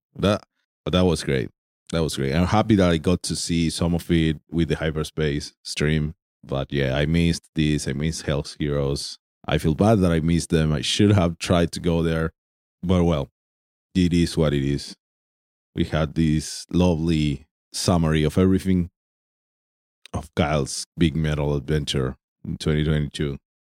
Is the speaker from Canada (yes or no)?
no; Argentina; I'm from Argentina.